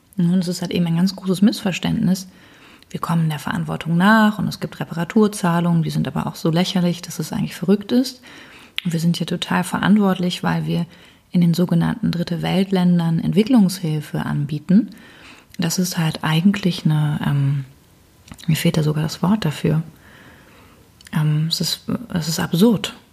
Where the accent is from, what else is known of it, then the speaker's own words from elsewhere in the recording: Germany; als Deutsche, ich die hier sitze